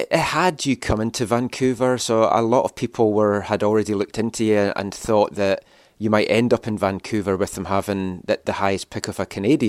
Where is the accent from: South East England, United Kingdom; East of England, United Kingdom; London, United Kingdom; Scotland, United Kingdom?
Scotland, United Kingdom; moved away; I'm from Scotland